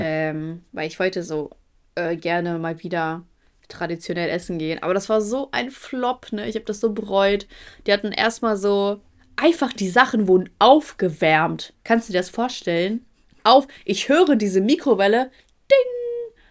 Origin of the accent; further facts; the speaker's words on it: Ukraine; moved away; ich komme aus der Ukraine